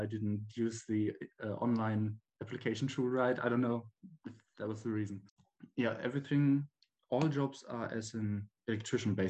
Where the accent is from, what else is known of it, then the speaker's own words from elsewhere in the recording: Bremen, Germany; I'm from Germany and I live in a city called Bremen. It's in the northern part of the country. I was born here. I grew up here and went to school and everything.